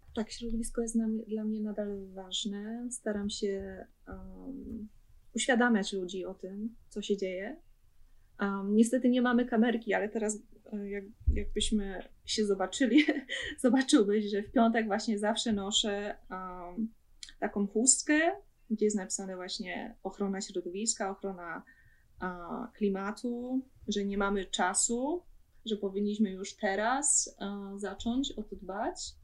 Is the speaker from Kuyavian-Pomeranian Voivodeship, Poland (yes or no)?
no; Sosnowiec, Silesian Voivodeship, Poland; moved away as an adult; now in Bremen, Germany; Pochodzę z Sosnowca, to jest e, rejon Śląsk